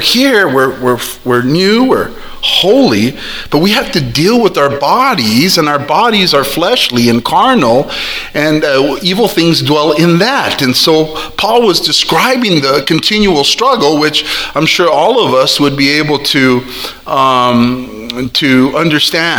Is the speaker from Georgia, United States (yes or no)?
no; South El Monte, California, United States; I grew up right there in South El Monte and Garvey since I was a little boy.